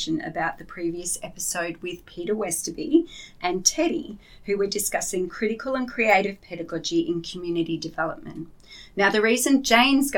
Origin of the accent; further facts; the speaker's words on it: Yandina, Queensland, Australia; I'm from the Sunshine Coast too